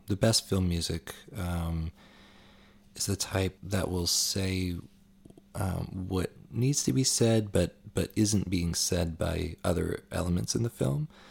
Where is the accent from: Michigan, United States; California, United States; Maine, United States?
Maine, United States; moved away as an adult; also born or lived in Boston; I'm from Maine originally